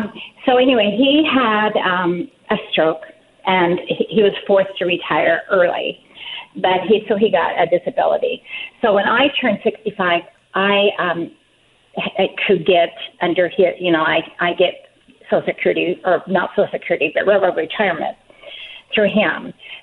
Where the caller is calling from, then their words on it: Pacific Northwest, United States; Hi, I am …. And I am from the Pacific Northwest, and I have never seen Bigfoot.